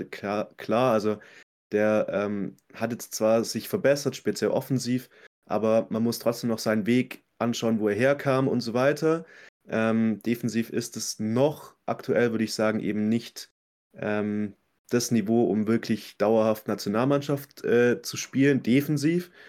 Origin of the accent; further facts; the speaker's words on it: Swabia, Baden-Württemberg, Germany; als Schwabe